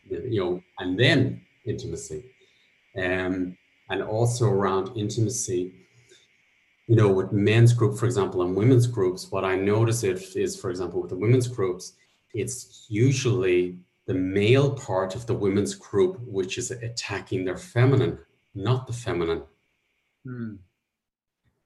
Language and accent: English; Ireland; I was brought up in Catholic Ireland